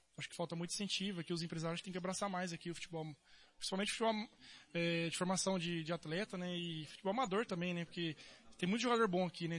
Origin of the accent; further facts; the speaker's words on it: Dourados, Mato Grosso do Sul, Brazil; sou daqui de Dourados